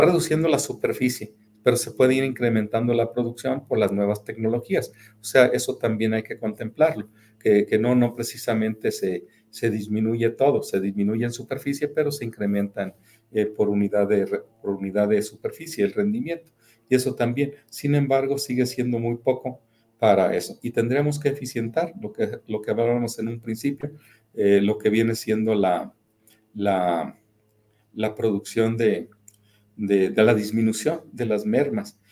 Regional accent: Mexico; somos los mexicanos

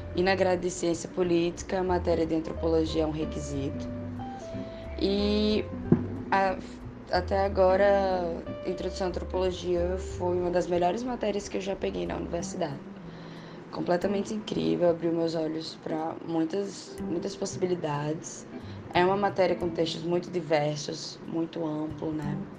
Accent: Natal, Rio Grande do Norte, Brazil; eu sou de Natal, né? Sou do Rio Grande do Norte, nordestina

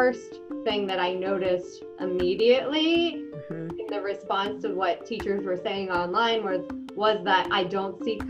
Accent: Maryland, United States; also born or lived in Puerto Rico; I was born in Puerto Rico, but I grew up in Maryland, and my school where I went was mostly white.

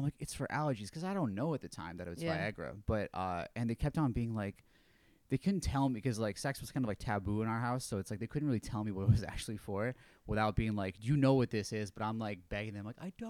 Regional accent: Syracuse, New York, United States; also born or lived in Buffalo, New York / Albany, New York; We're from Syracuse, New York.

